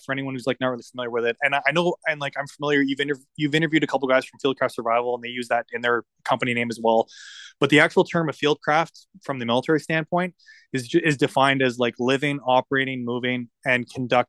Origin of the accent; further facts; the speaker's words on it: Ontario, Canada; I grew up in Ontario